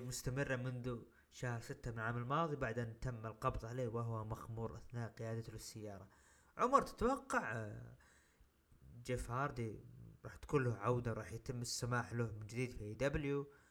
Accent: Saudi Arabia; عندنا بالسعوديه

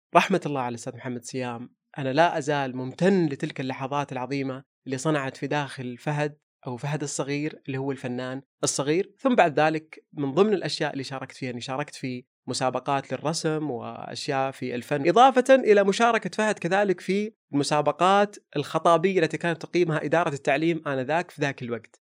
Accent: Saudi Arabia; لهذا الوطن ولهذا المكان اللي احتضنه طول عمرنا من ميلادنا

